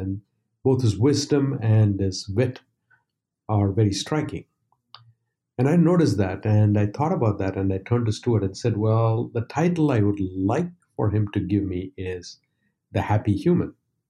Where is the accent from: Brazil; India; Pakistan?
India; now in United States; When I moved to the US from India, I realized a lot more people were running marathons.